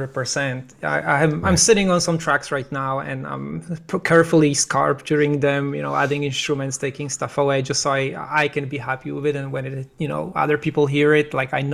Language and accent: English; Poland; moved away; I'm originally from Poland